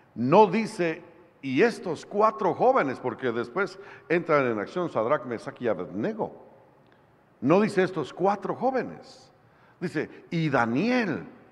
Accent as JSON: {"language": "Spanish", "country": "Guatemala", "said": "de Guatemala, un evangelista"}